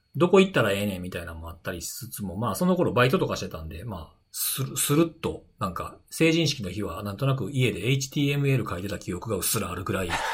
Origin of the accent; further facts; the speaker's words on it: Osaka, Japan; 大阪 生まれ、大阪育ちなんですけど